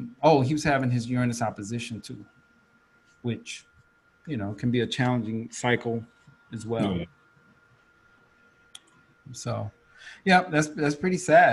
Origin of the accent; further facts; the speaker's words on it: Atlanta, Georgia, United States; accent: Atlanta; leave my Atlanta accent alone.